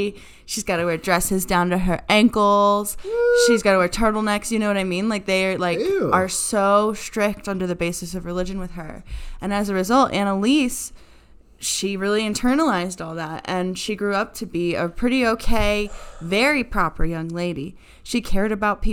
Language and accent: English; United States; I'm an American